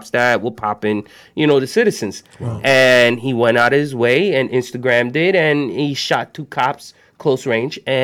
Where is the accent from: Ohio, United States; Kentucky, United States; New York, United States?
New York, United States; I grew up in New York